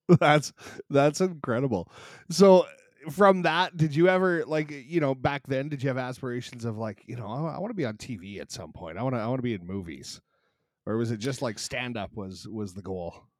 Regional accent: Canada; growing up in Canada

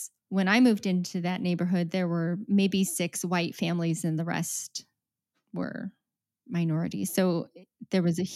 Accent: Utah, United States; moved away; also born or lived in Akron; I grew up in Utah where everybody was white.

